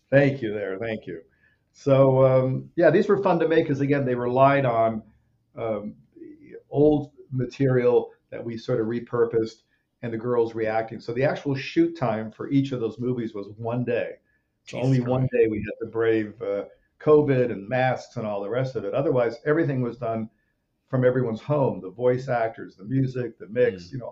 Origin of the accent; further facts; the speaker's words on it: Rome, Lazio, Italy; uh, I grew up in Rome, Italy. I, was a few years old. We went to Rome, and that's kind of where my dad made movies